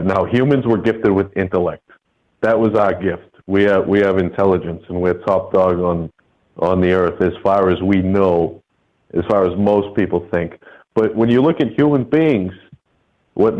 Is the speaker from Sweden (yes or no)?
no; Northeast, United States; I'm from the Northeast. It's not as popular up here